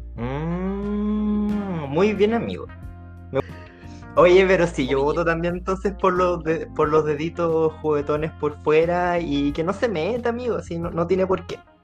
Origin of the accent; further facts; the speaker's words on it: Chile; Si somos chilenos